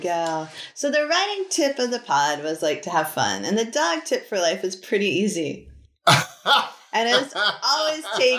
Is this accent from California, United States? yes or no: no; New Hampshire, United States; I'm from New Hampshire.